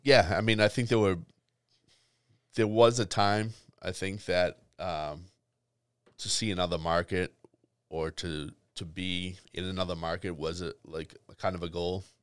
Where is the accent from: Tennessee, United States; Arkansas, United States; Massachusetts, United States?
Massachusetts, United States; Boston; growing up in Boston